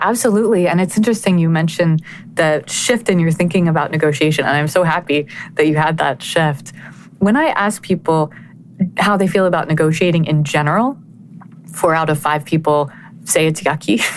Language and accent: English; Connecticut, United States; my hometown in Connecticut